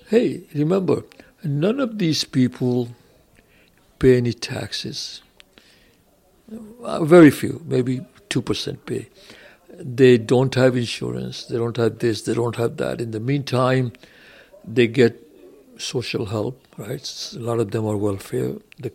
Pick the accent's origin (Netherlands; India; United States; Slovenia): India; moved away; When I came from India, you know, I didn't have any money, didn't have a job for a while